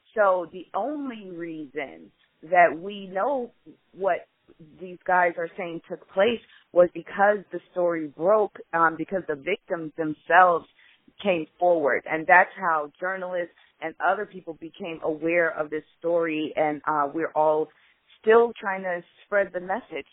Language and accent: English; Chicago, Illinois, United States; So in Illinois, I'm from Chicago